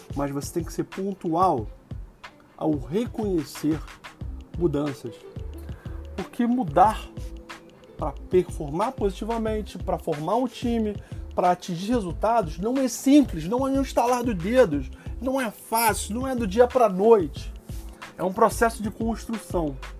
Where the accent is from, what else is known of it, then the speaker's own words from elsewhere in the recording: Rio de Janeiro, Brazil; como carioca flamenguista